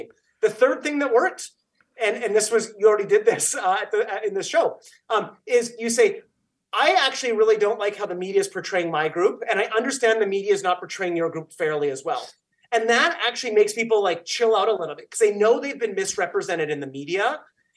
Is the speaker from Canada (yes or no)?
yes; Canada; I'm Canadian